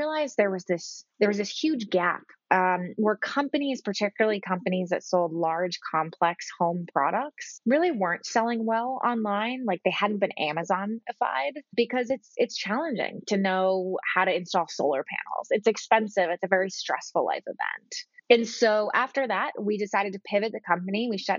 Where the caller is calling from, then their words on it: Boston, Massachusetts, United States; Hey, Jamie, I'm calling in from Boston.